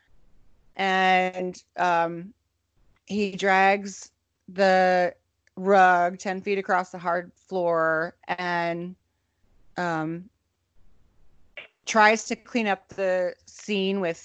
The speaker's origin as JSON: {"language": "English", "town": "Minneapolis", "region": "Minnesota", "country": "United States", "tie": "born or raised there", "said": "Minneapolis is my hometown"}